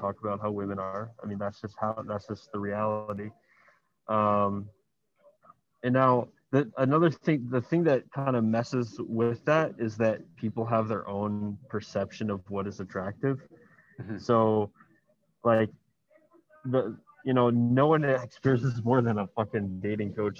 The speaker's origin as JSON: {"language": "English", "town": "Miami", "region": "Florida", "country": "United States", "moved": "as an adult", "lives_now": "Medellín, Colombia", "said": "I'm from Miami originally"}